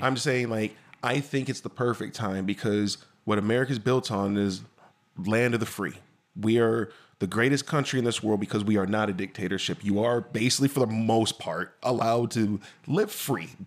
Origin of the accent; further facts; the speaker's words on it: DeKalb, Illinois, United States; I lived in DeKalb. I grew up in DeKalb